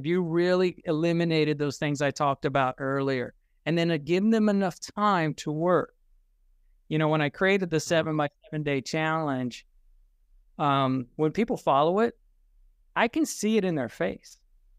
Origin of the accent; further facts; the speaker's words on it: Richmond, Virginia, United States; also born or lived in Germany; I was actually born in Germany, and then I was raised in Richmond, Virginia. And forgive me for that.